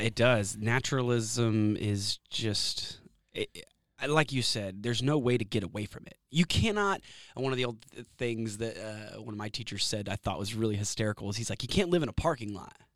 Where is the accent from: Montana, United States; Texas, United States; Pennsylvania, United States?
Texas, United States; Austin; also born or lived in San Antonio, Texas / Savannah, Georgia / Corpus Christi, Texas / Florida; I was born in San Antonio, Texas. I grew up in Austin, but I did have a little stint in Savannah, Georgia, Corpus Christi, a few other places, Florida